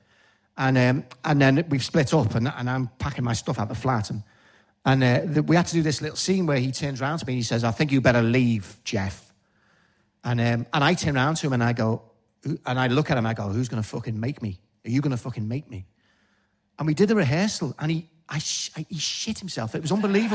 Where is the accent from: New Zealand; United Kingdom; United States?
United Kingdom; Liverpool, North West England; accent: Scouse